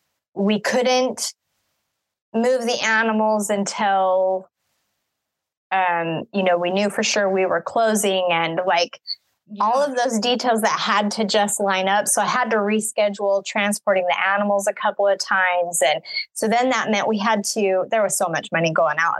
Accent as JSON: {"language": "English", "region": "Utah", "country": "United States", "tie": "born or raised there", "also_born_or_lived": "Wyoming / Colorado", "moved": "as an adult", "lives_now": "Missouri, United States", "said": "I was born in Wyoming, raised in Utah, moved to Colorado when I married my husband"}